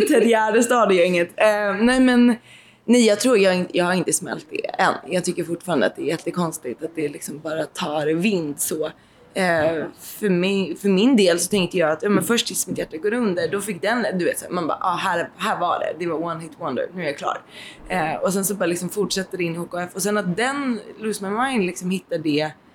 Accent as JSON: {"language": "Swedish", "town": "Nybro", "region": "Kalmar County", "country": "Sweden", "tie": "born or raised there", "also_born_or_lived": "Stockholm / Blekinge / Boden / Haparanda", "moved": "yes", "said": "Jag är uppvuxen i Nybro utanför Småland"}